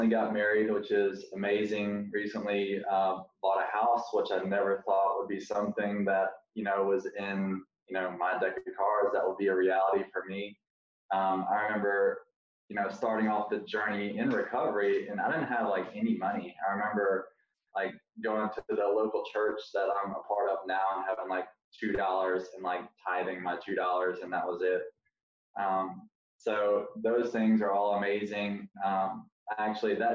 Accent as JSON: {"language": "English", "region": "Alabama", "country": "United States", "moved": "as an adult", "lives_now": "Gainesville, United States", "said": "I'm from Alabama, and it was in Gainesville, Florida. That's where I currently live."}